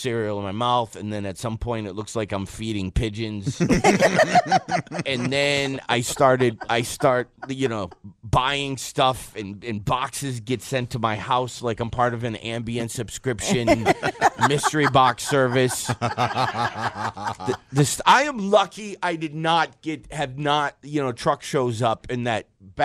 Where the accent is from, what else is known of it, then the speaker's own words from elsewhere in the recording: Detroit, Michigan, United States; I'm from Detroit.